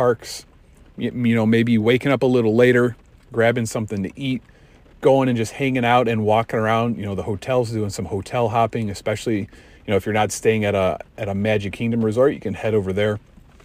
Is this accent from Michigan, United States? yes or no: no; Chicago, Illinois, United States; we're from Chicago.